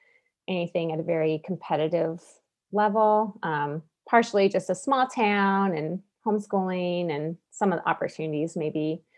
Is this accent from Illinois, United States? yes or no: no; Montana, United States; Well, I grew up in Northwest Montana here with my mom and dad and four brothers, about 3 hours south of where we live now in the Flathead Valley.